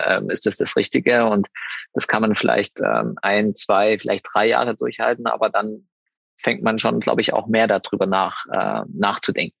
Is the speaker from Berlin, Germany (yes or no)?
no; Saxony, Germany; in meiner Heimat, also Klingenthal ist jetzt ja Sachsen, dementsprechend hat man da nochmal irgendwo ein bisschen mehr Heimatgefühle